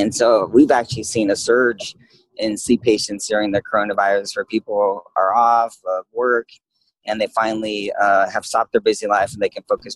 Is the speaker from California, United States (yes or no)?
yes; California, United States; moved away as an adult; now in Phoenix, United States; I grew up in California